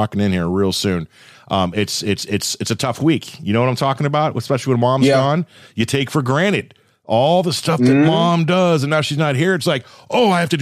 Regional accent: Thousand Oaks, California, United States; I grew up in Thousand Oaks, California

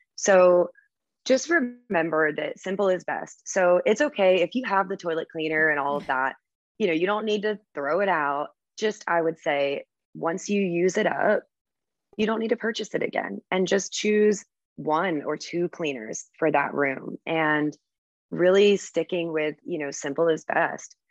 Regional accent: United States; moved away as an adult; also born or lived in Virgin Islands / Cayman Islands; as an American

